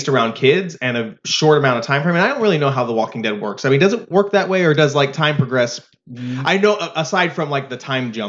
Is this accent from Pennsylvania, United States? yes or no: no; Kentucky, United States